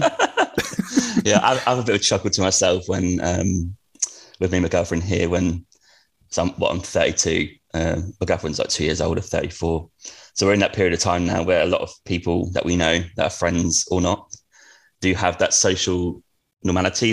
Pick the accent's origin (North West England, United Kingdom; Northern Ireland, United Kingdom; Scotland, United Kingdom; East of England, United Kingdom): East of England, United Kingdom; Norwich; I grew up in Norwich, but um, on a council estate